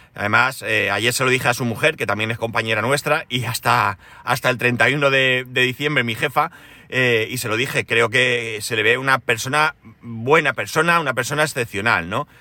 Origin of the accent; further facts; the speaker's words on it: Spain; por aquí somos todos españoles